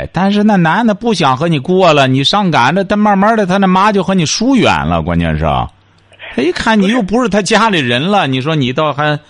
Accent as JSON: {"language": "Chinese", "country": "China", "said": "我们中国人常讲的一句话：“龙生龙，凤生凤。”"}